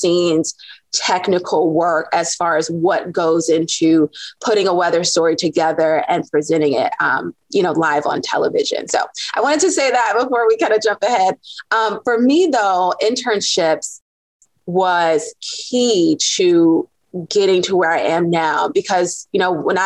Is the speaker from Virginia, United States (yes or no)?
yes; Norfolk, Virginia, United States; I'm from Norfolk, Virginia.